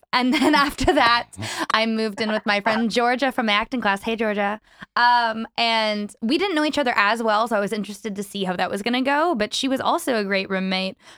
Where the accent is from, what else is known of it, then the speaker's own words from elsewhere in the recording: Vancouver, British Columbia, Canada; born and raised Vancouver, BC, and I also reside there currently.